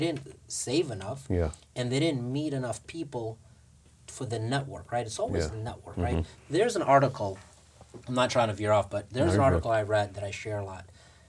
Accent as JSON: {"language": "English", "country": "Russia", "second_language": "English", "moved": "yes", "said": "I came from Russia with nothing."}